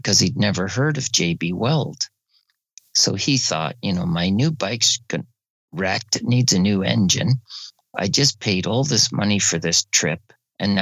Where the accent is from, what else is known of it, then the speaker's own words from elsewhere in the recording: Barrie, Ontario, Canada; I'm from Barrie, Ontario, Canada, and I'm a motorcycle instructor